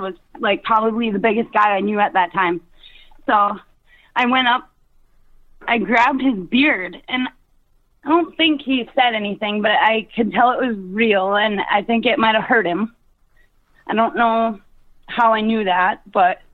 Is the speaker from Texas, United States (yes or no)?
no; Brimson, Minnesota, United States; it was 1997, what would make me 12 years old, and Brimson, Minnesota.